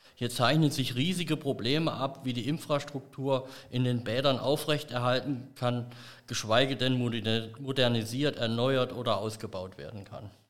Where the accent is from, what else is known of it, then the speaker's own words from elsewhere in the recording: Bad Emstal, Hesse, Germany; in meiner Heimatgemeinde Bad Emstal